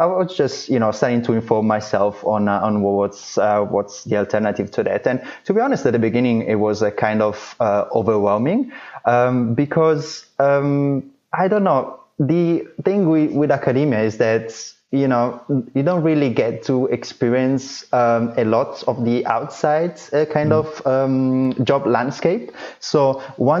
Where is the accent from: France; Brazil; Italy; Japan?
Italy; moved away as an adult; also born or lived in Florence / London; now in New York City, United States; I'm actually originally from Italy